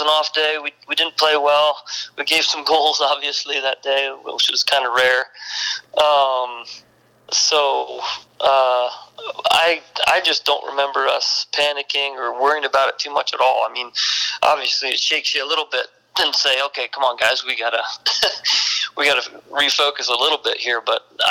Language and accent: English; East Coast, United States; I'm from the East Coast